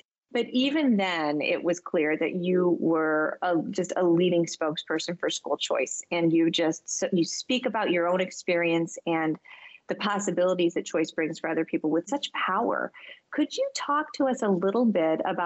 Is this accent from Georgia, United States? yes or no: no; Michigan, United States; now in Boston, United States; I am from Michigan.